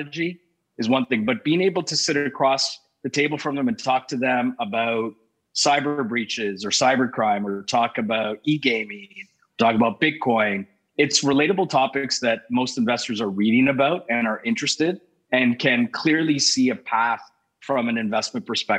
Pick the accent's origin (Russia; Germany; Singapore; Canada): Canada; also born or lived in England; I was born in England, came here when I was four, here as in Canada. When I was four, grew up in the suburbs